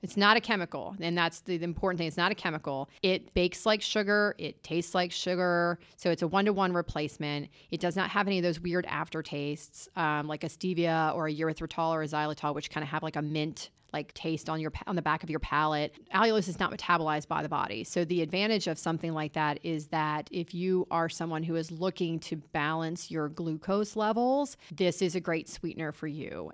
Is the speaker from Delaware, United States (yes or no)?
yes; Lewes, Delaware, United States; moved away as an adult; also born or lived in North Carolina; I'm from this little tiny beach town called Lewis, Delaware